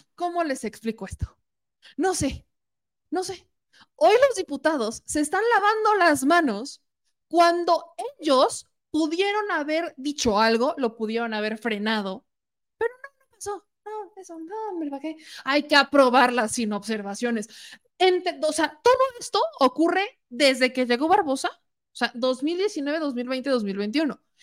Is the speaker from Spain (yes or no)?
no; Puebla, Mexico; yo siendo poblana